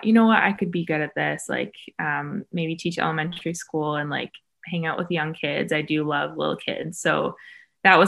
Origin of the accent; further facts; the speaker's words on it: Vancouver, British Columbia, Canada; now in Los Angeles, United States; I'm an artist from Vancouver, Canada, but I'm located